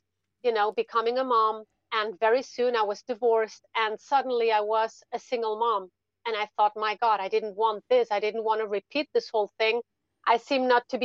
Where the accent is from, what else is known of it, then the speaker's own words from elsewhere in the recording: Spain; English is a second language; also born or lived in Germany; I was born in Germany. My family is actually German, But when I was three, my mom moved with me to Spain. So I spent most of my life in Spain, actually